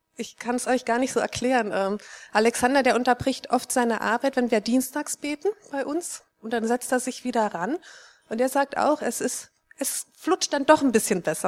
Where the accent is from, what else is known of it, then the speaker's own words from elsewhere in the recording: East Germany, Germany; Ich bin in Ostdeutschland aufgewachsen